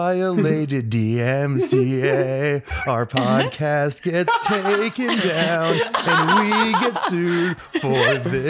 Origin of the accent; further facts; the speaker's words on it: Northeast, United States; I mumble and slur every word and I'm from the Northeast